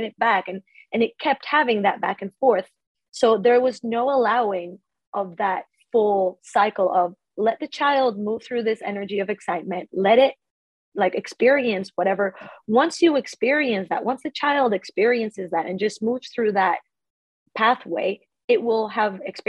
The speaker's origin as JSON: {"language": "English", "country": "Ecuador", "tie": "born or raised there", "also_born_or_lived": "Australia", "moved": "as an adult", "lives_now": "Stockholm, Sweden", "said": "I grew up in Ecuador"}